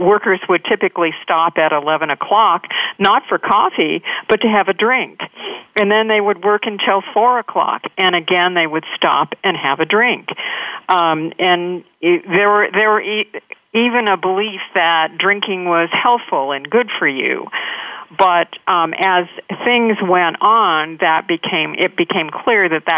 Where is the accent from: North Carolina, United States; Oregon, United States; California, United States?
Oregon, United States; Astoria; I grew up in Astoria, which is a small town on the coast of Oregon